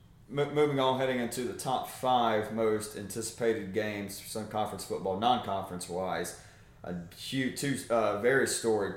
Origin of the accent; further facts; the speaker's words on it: South Georgia, United States; my hometown in South Georgia